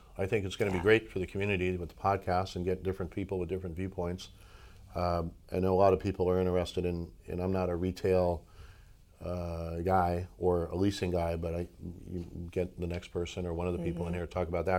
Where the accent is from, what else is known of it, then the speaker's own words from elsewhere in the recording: New York, United States; now in Santa Barbara, United States; I'm from New York.